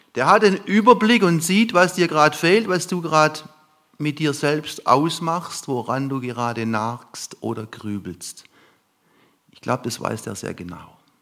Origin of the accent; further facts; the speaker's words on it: lower Neckar valley near Heidelberg, Baden-Württemberg, Germany; Wir fuhren ins untere Neckartal Richtung Heidelberg zu. Ich komme aus der Gegend.